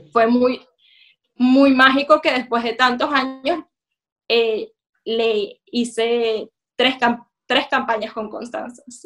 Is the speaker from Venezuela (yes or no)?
yes; Venezuela; now in London, United Kingdom; yo soy una mujer venezolana, judía